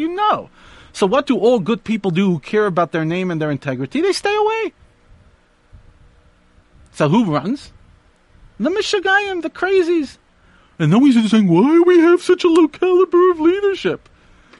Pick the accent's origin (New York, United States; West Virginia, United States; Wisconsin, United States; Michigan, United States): New York, United States; I grew up in New York